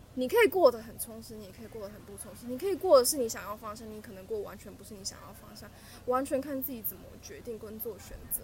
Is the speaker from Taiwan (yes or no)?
yes; southern Taiwan, Taiwan; moved away as an adult; also born or lived in Taipei; 我是南部的孩子